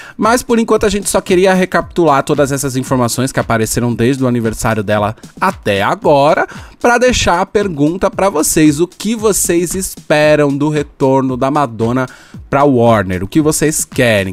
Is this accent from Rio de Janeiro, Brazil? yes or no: no; São Paulo, Brazil; eu sou, eu sou de São Paulo